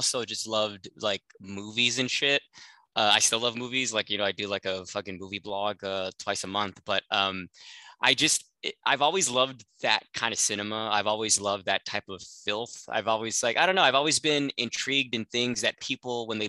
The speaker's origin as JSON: {"language": "English", "town": "Los Angeles", "region": "California", "country": "United States", "tie": "born or raised there", "said": "I'm from the San Fernando Valley, so that's porn capital of the world. I grew up like in the fucking porn capital of America"}